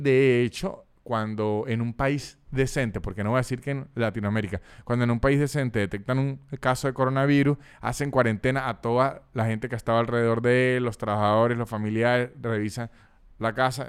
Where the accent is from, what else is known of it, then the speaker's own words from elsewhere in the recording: Venezuela; uno siendo venezolano